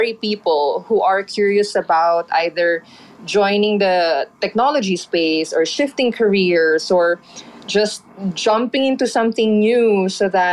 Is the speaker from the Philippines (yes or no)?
yes; Philippines; Speaking as a Filipino